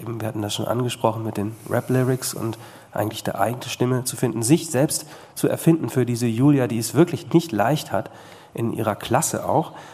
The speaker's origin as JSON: {"language": "German", "town": "Bad Salzuflen", "region": "North Rhine-Westphalia", "country": "Germany", "said": "Also ich komme zum Beispiel aus Bad Salzuflen"}